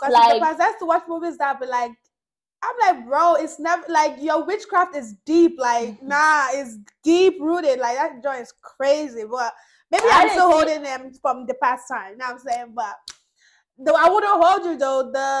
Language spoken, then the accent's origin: English; Delaware, United States; I'm not from Delaware anymore.